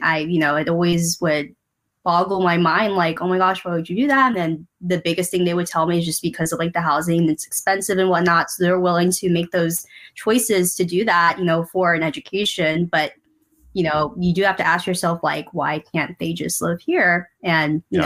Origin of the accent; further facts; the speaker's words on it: San Diego, California, United States; I was born and raised here in San Diego